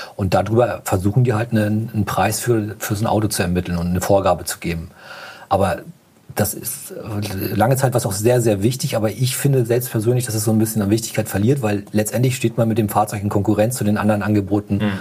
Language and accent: German; Hamburg, Germany; wir kommen ja aus Hamburg